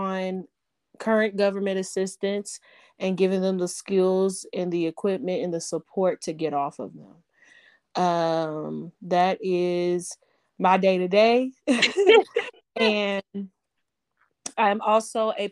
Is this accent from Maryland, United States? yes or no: no; Cincinnati, Ohio, United States; moved away as an adult; now in Louisville, United States; I am from Cincinnati, Ohio. I have I currently live in Louisville, Kentucky.